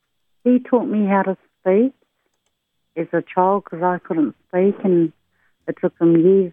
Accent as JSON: {"language": "English", "town": "Christchurch", "region": "Canterbury", "country": "New Zealand", "tie": "born or raised there", "said": "I was brought up in Christchurch with Auntie and Uncle."}